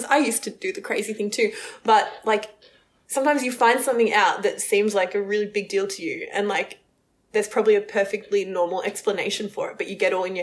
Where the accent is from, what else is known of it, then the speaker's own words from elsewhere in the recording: Melbourne, Victoria, Australia; also born or lived in Sydney; I grew up in Melbourne. I lived in Sydney for about 3 years, and I've just moved back to Melbourne.